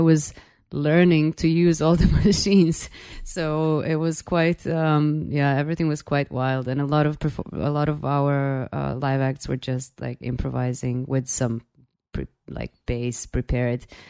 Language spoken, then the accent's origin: English; Belgrade, Serbia; I'm from Belgrade, Serbia